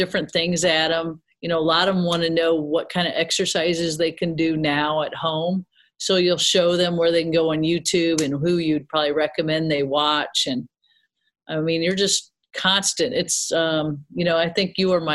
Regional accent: Peoria, Illinois, United States; moved away as an adult; now in Carbondale, United States; growing up in Peoria

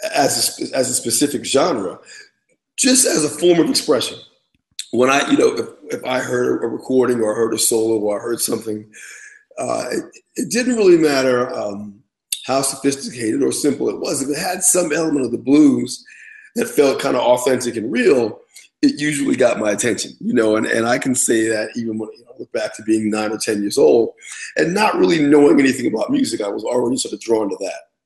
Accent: Lindenhurst, New York, United States; I grew up on Long Island in a little town called Lindenhurst, which is a suburb about an hour outside of New York City

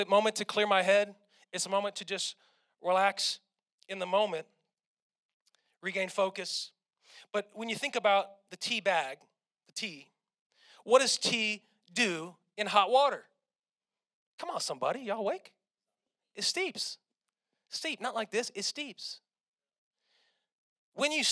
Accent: St. Louis, Missouri, United States; I'm from St. Louis.

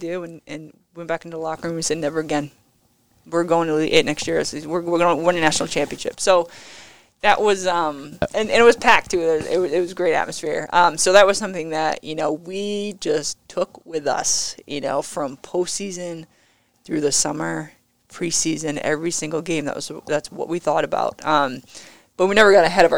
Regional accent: Rhode Island, United States; moved away as an adult; You know, I'm not from here originally. I'm from Rhode Island.

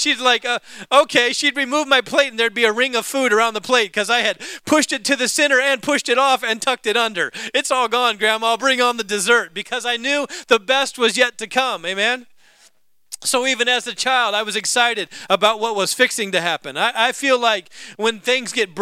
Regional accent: the South, United States; I was born in the South

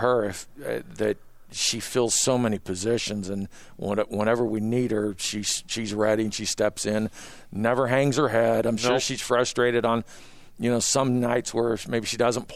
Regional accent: Carson, California, United States; moved away; also born or lived in New Mexico; growing up in Carson, California

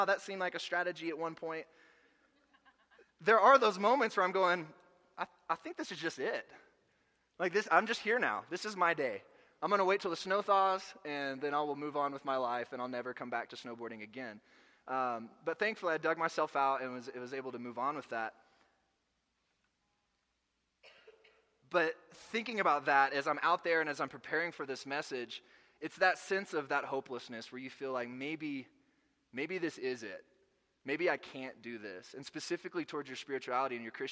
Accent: Arkansas, United States; moved away; I'm from Arkansas. We don't get a lot of snow there

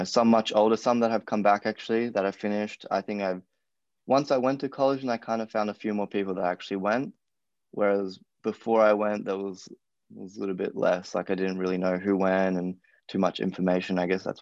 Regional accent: Gold Coast, Queensland, Australia; moved away as an adult; now in United States

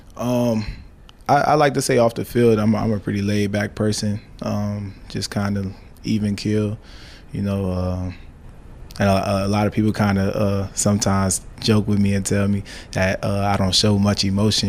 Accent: Miami, Florida, United States; now in Nebraska, United States; we're from Miami

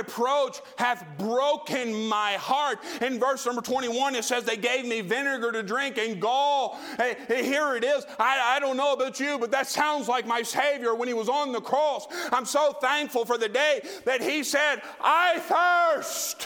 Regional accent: Tennessee, United States; I come from Trailer Parkville, Tennessee.

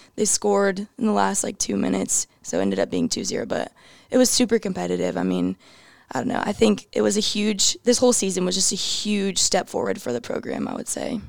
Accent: New Braunfels, Texas, United States; moved away; I'm from New Braunfels, Texas. I grew up playing for a really small club.

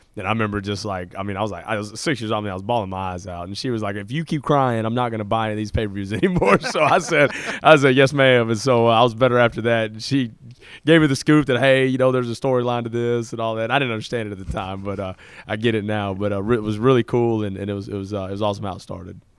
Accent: Fort Worth, Texas, United States; I grew up in Fort Worth, Texas

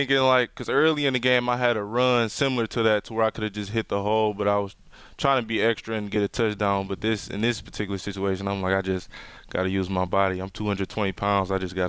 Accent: Detroit, Michigan, United States; I'm from Detroit, Michigan. Graduated from Cass Tech

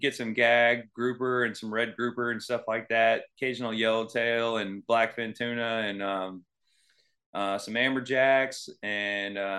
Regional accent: Venice, Florida, United States; also born or lived in Eastern Illinois; I'm from Venice, Florida. It's in Sarasota County

